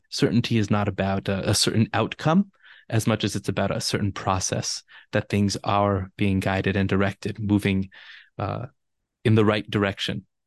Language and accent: English; Los Angeles, California, United States; I'm born and raised in Los Angeles, and being from L